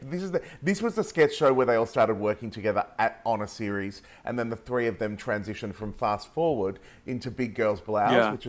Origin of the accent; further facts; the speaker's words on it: Australia; we go even ochre. Like, it absolutely, we butcher our vowels even more. So we totally, when I travel, it gets worse. It levels out when I get back